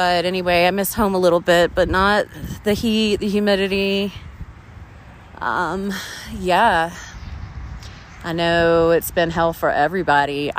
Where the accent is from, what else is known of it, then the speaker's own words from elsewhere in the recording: Pawleys Island, South Carolina, United States; my hometown, Polly's Island, SC